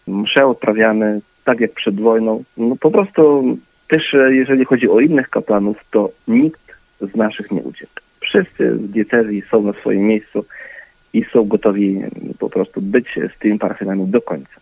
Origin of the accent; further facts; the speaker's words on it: Ukraine; ja jestem e, urodzony na Ukrainie, natomiast pochodzę z rodziny polskiej, mam też obywatelstwo polskie